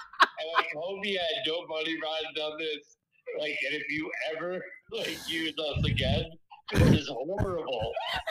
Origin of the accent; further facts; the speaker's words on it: Ballston Spa, New York, United States; And I'm from Boston Spa.